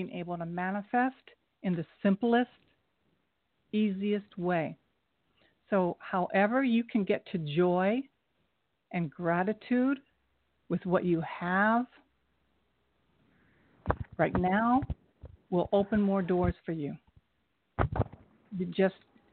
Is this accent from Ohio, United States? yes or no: yes; Kettering, Ohio, United States; moved away as an adult; now in New York City, United States; I'm from Dayton, Ohio, Kettering